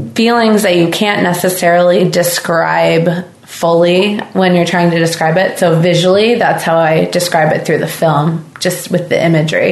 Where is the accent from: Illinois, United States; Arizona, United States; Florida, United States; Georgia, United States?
Illinois, United States; Southern; now in Nantucket, United States; I'm actually from Southern Illinois